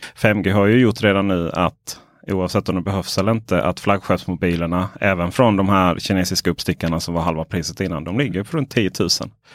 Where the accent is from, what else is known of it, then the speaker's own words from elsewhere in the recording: Ronneby, Blekinge, Sweden; moved away; hem till mitt, eh, där jag växte upp, eh, Blekinge, Ronneby.